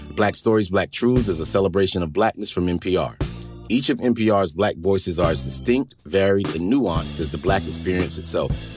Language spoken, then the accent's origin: English; North Carolina, United States; I'm from North Carolina